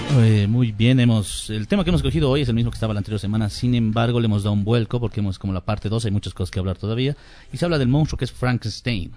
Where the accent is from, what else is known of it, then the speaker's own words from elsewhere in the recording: Bolivia; en Bolivia estamos unidos y no estamos, somos los bolivianos